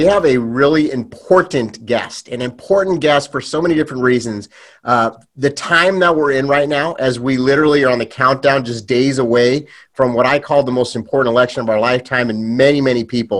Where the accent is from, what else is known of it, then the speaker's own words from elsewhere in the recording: Los Angeles, California, United States; I have a huge love growing up in Los Angeles for the Hispanic community, Latino community.